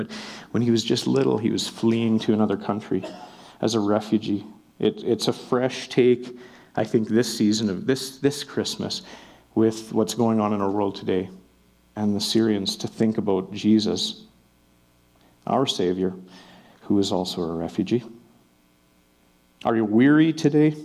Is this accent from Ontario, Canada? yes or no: no; Melfort, Saskatchewan, Canada; now in Calgary, Canada; I'm from Melfort, Saskatchewan